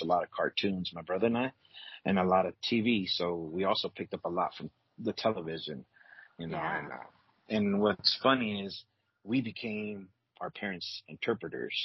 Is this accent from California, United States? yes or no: yes; California, United States; moved away as an adult; also born or lived in Guatemala / Los Angeles / Inglewood / Palmdale; I was born there, and at the age of four, I came over to the States, and I grew up basically in California.